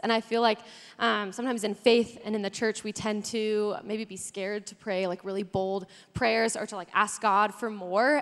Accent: Carson City, Nevada, United States; So I feel like I was born and raised there. We moved there when I was eight, so I call myself a Carson City native

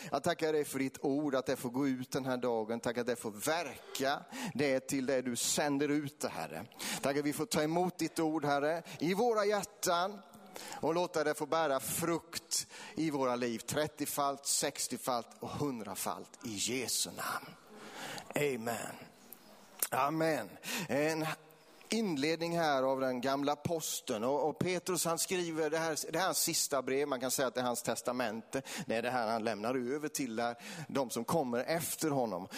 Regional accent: between Vetlanda and Eksjö, Jönköping County, Sweden; i den här bygden som, som Kalle kommer ifrån, det är, det är min hembygd, det är här mellan Vetlanda och Eksjö

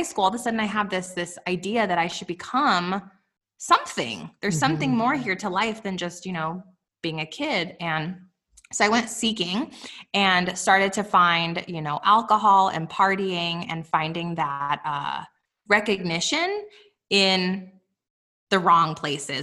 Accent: Los Alamos, New Mexico, United States; also born or lived in Albuquerque, New Mexico; I was raised in Los Alamos, New Mexico

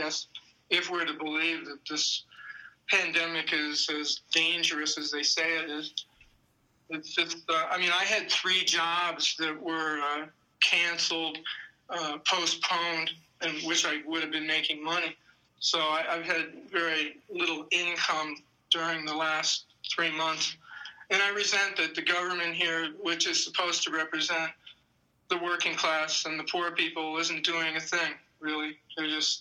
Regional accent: Maryland, United States; moved away as an adult; also born or lived in New York; growing up in Maryland, I wasn't that culturally deprived

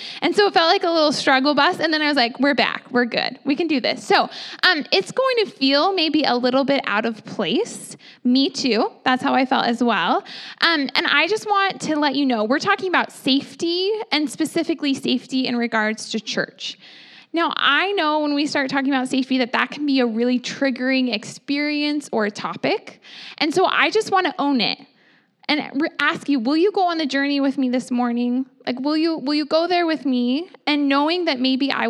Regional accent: Phoenix, Arizona, United States; now in Oregon, United States; I'm from Phoenix, Arizona. I was born there

